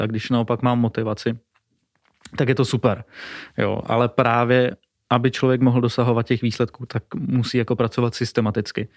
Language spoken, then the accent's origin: Czech; Moravia, Czechia; Jsme z Moravy